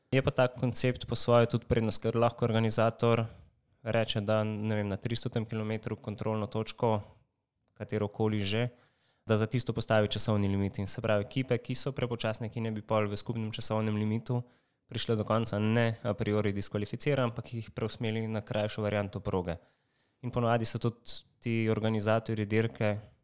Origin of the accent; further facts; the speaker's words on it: Slovenia; smo iz Slovenije